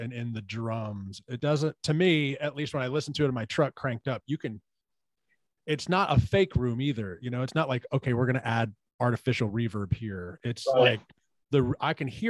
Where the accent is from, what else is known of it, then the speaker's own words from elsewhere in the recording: Houston, Texas, United States; I'm from Houston, man. We're South. We're Southern.